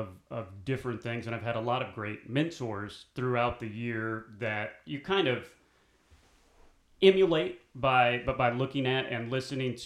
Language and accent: English; Columbia, Missouri, United States; moved away as an adult; also born or lived in Kansas City / New Bern, North Carolina; now in North Carolina, United States; I was born in Kansas City, but we moved to Columbia, Missouri, where the University of Missouri is, when I was 2 years old